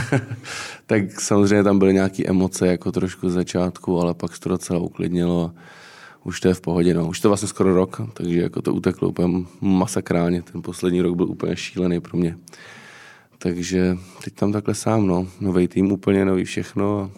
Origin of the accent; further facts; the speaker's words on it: Třeboň, South Bohemian Region, Czechia; moved away as an adult; now in Prague, Czechia; jak jsem z Třeboně